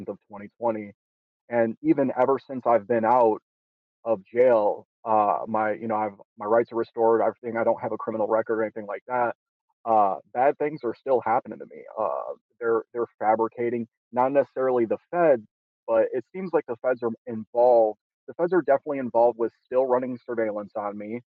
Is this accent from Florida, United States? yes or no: no; Detroit, Michigan, United States; I'm originally from Detroit, Michigan, grew up there